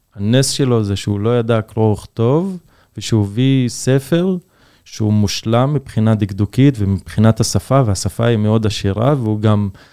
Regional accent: Israel; כדרוזי, כדובר ערבית

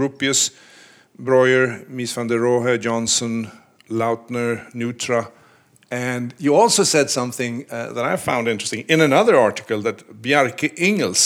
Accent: Sweden; now in New York, United States; I'm from Sweden.

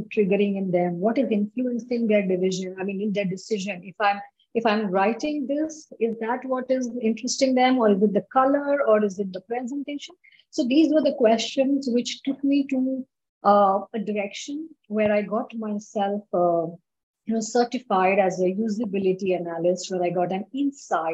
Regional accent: India; in my country, I'm from India

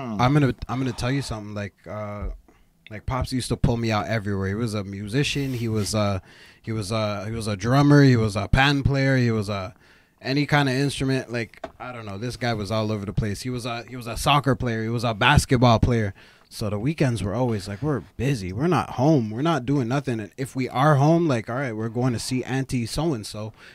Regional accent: Canada; born there; being a Canadian born fucking 6-year-old running around, right?

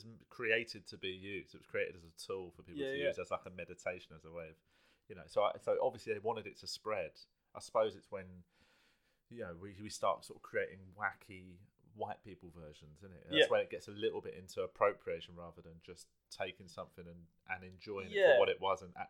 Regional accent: London, United Kingdom; accent: South London; I was raised in South London

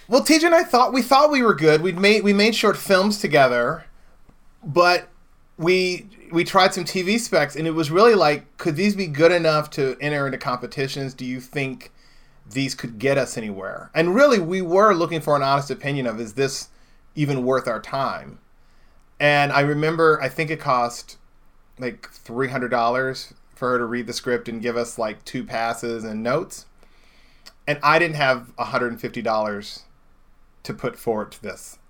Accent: Indianapolis, Indiana, United States; moved away; I grew up in Indianapolis, Indiana

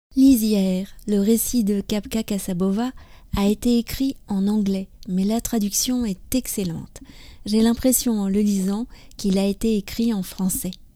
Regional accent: France; je suis française, j'habite près de Paris

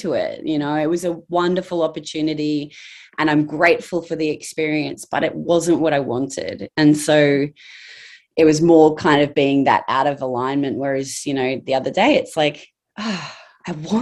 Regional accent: Townsville, Queensland, Australia; I grew up in Townsville.

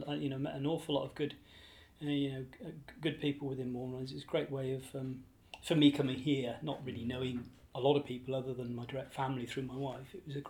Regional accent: England, United Kingdom; now in Ireland; As I say, when we came over to here from England, my wife and I were keen.

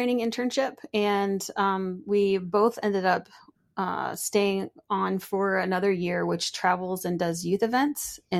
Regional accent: Pennsylvania, United States; also born or lived in Michigan / North Carolina; So I'm from the East Coast. I was born up in Michigan and then raised in Pennsylvania and North Carolina.

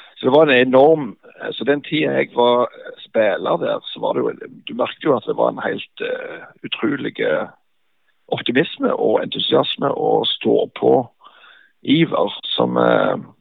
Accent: Bryne, Rogaland, Norway; Bryne var jo heimplassen min

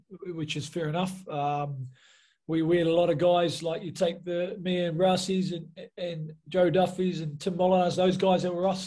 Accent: New Zealand; moved away as an adult; also born or lived in Nottingham, England; I come from New Zealand

